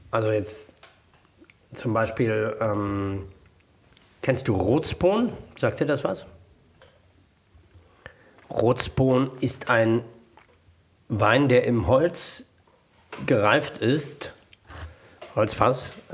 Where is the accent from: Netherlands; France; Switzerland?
France; Bordeaux, Nouvelle-Aquitaine; German is a second language; Aber ich komme aus Bordeaux.